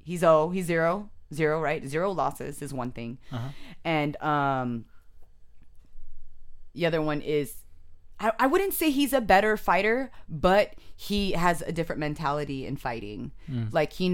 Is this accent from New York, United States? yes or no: no; San Jose, California, United States; also born or lived in Japan; Raised in San Jose, but I was born in Japan. But I'm not Japanese.